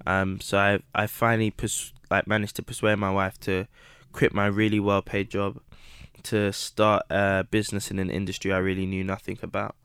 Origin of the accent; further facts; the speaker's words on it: London, United Kingdom; also born or lived in Midlands (boarding school); I grew up in Southeast London in Camberwell, um, between Camberwell and Peckham.